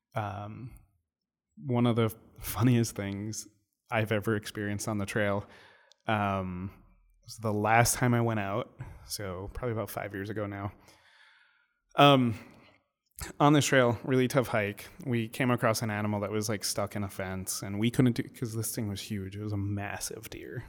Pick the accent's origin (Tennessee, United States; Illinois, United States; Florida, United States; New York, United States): New York, United States; New York City; being a New Yorker